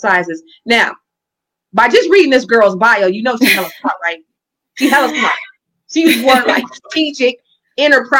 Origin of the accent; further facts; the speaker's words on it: California, United States; the way we say it in Cali